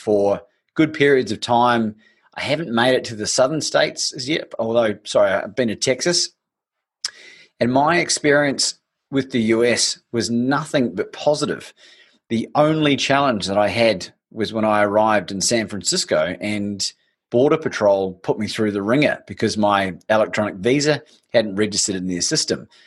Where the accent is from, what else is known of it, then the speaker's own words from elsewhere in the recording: New Zealand; growing up in New Zealand